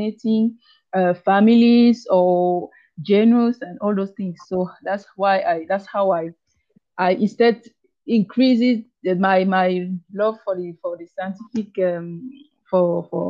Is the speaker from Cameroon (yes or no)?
yes; Cameroon; English is a second language; also born or lived in Belgium; I did my primary, secondary, and part of my university studies in Cameroon. So I am, since Cameroon is a bilingual country, so we speak both English and French, and I'm from the French part